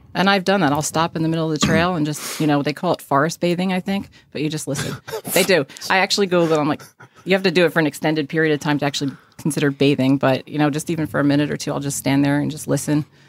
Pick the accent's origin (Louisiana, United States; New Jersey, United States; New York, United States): New Jersey, United States; Caldwell; also born or lived in Texas; So I did grow up in North Jersey, small town, and moved one county away, which is only five minutes from that small town